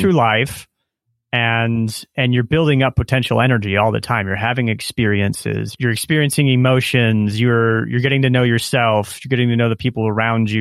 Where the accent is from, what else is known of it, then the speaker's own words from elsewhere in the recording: Nebraska, United States; moved away as an adult; also born or lived in Silicon Valley; now in Colombia; growing up in Nebraska, pre-internet